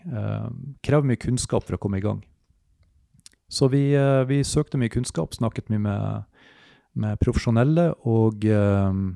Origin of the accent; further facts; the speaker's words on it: Mosjøen, Nordland, Norway; moved away; jeg er opprinnelig fra Mosjøen. Eh, flyttet ned hit